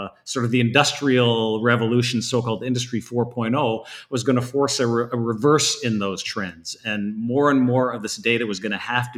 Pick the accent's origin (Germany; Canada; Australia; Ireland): Canada; Northern Alberta; now in Bay Area, United States; I'm from Northern Alberta originally. I was surrounded by the oil industry back then